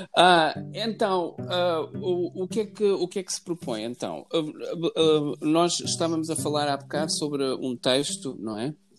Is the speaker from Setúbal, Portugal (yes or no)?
no; Lisbon, Portugal; now in Tomar, Portugal; eu nasci em Lisboa, sou alfacinha de gemas, nasci na maternidade de Alfredo Costa, como todos os alfacinhas